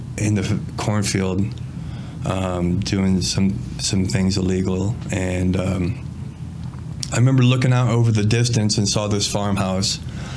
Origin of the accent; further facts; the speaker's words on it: Princeton, Illinois, United States; I was born and raised up in Princeton, Illinois area.